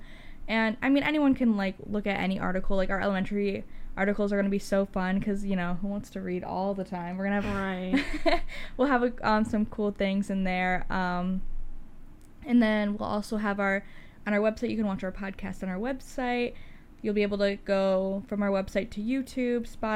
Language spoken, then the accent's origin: English; Cleveland, Ohio, United States; I'm from Cleveland, Ohio as well.